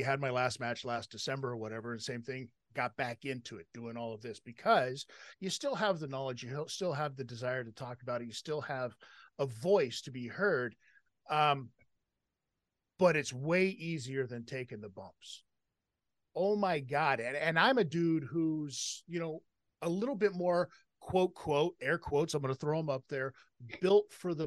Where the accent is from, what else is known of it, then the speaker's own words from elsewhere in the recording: Las Vegas, Nevada, United States; I growing up in Las Vegas